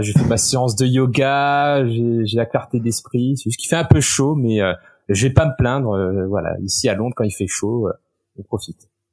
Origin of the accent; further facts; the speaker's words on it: Réunion; first language French; moved away as an adult; also born or lived in Poitiers, France / Osaka, Japan / Sherbrooke, Canada / Paris, France; now in London, United Kingdom; je viens de l'île de la Réunion où bah, c'est un énorme melting pot culturel